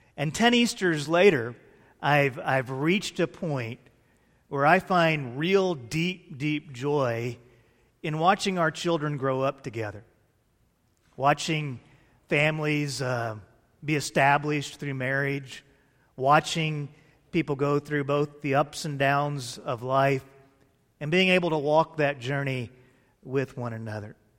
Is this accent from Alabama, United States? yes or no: no; Fort Worth, Texas, United States; I grew up in Cowtown, Texas, A K A Fort Worth, Texas